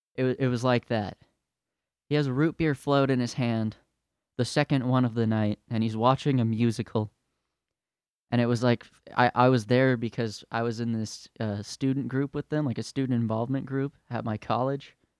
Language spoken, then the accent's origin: English; California, United States; now in Utah, United States; I'm from California